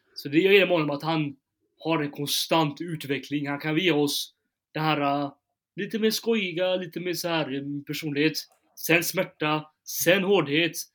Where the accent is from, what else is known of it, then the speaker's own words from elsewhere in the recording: Gothenburg, Västra Götaland, Sweden; i Backa, i Backa där jag kommer från